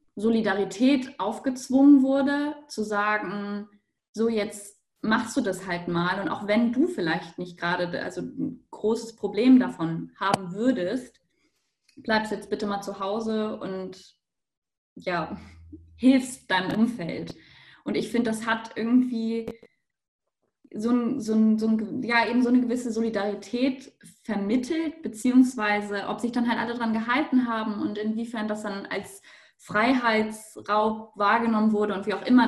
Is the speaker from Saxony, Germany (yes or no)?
no; Hamburg, Germany; moved away as an adult; now in Innsbruck, Austria; Ich komme aus Hamburg, studiere aber in Innsbruck